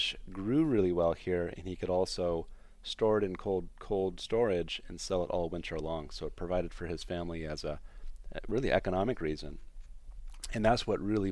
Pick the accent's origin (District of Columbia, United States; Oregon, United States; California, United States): California, United States; San Francisco; born or raised there; moved away as an adult; also born or lived in Vermont / Philadelphia; now in Eau Claire, United States